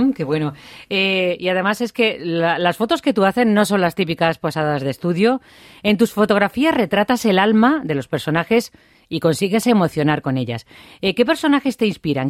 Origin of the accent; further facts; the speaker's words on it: Feria, Extremadura, Spain; soy de feria